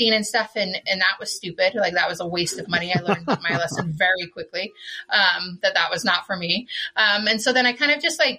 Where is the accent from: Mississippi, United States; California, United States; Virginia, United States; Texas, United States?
Texas, United States; El Paso; now in Utah, United States; I was born down there in Texas. I'm a Texan.